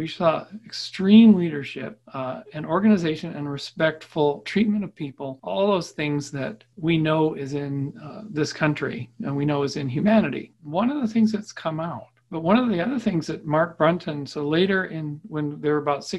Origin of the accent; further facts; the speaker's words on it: Victoria, British Columbia, Canada; born there; I was born in Victoria, BC, 1962, seems like eons ago.